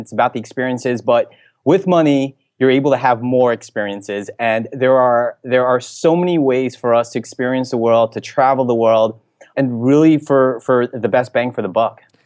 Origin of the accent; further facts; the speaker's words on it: New Jersey, United States; moved away as an adult; also born or lived in Philippines (ancestry); now in San Francisco, United States; I'm from the New Jersey area